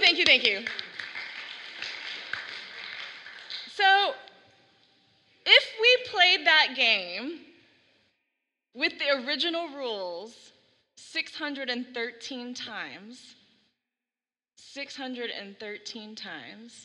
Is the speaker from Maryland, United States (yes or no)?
no; Texas, United States; now in Oregon, United States; when I was growing up in Texas